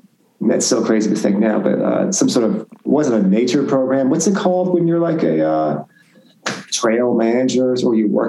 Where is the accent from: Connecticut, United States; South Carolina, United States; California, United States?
Connecticut, United States; Branford; born or raised there; moved away as an adult